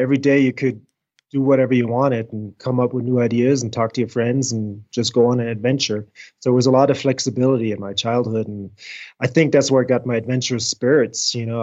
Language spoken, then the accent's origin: English; near Frankfurt, Hesse, Germany; moved away as an adult; also born or lived in South Carolina; now in United States; I did grow up in Germany in Frankfurt, about 30 miles north of Frankfurt, middle central Germany. Born and raised there, went to German school, German educated.